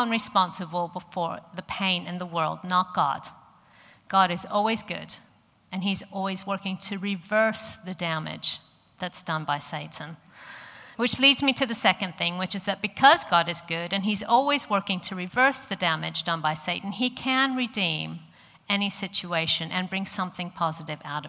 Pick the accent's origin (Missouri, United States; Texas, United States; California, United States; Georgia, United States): Missouri, United States; St. Louis; accent: American; moved away as an adult; I grew up in St. Louis in the middle of America